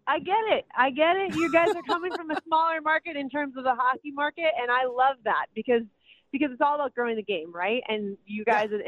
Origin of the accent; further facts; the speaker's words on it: Minnesota, United States; moved away; I'm from Minnesota